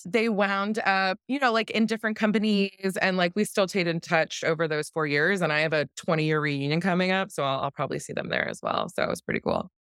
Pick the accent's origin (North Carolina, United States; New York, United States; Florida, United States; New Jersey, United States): New Jersey, United States; moved away as an adult; now in Washington, D.C., United States; I grew up in South Jersey